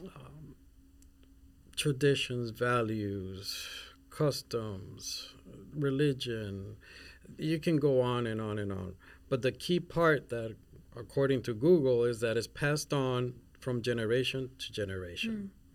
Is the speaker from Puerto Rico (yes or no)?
yes; Puerto Rico; also born or lived in Mexico City / Spain; now in Minnesota, United States; I'm not even from here, Minnesota, I'm from Puerto Rico. And I lived in, in Mexico City in Spain, and then e, eventually grew up in Puerto Rico.